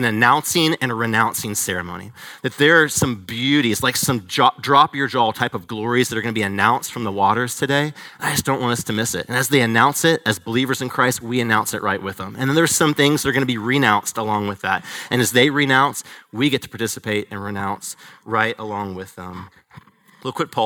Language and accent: English; Atlanta, Georgia, United States; moved away; I'm originally from Atlanta.